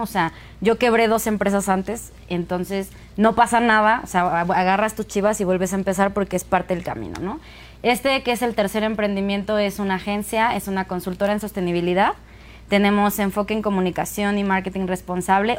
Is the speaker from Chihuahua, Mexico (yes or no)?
no; Pachuca, Hidalgo, Mexico; soy de Pachuca